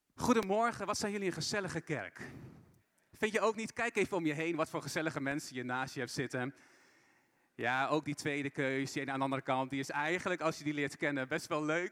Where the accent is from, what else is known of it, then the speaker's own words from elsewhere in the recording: Assen, Drenthe, Netherlands; moved away as an adult; also born or lived in Brazil; Ik ben geboren en opgegroeid in Assen